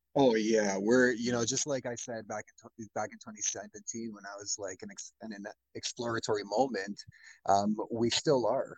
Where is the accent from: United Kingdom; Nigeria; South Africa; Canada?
Canada; I'm a Canadian